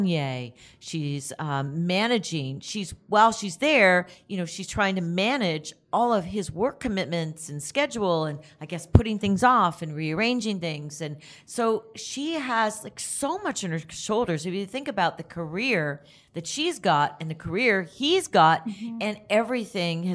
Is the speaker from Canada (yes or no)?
yes; Toronto, Ontario, Canada; my hometown, Toronto